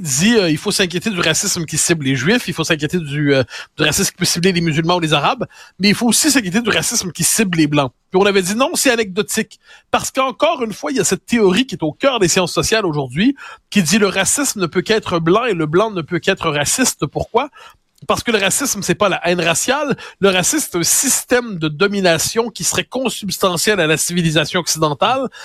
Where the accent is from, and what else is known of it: Quebec, Canada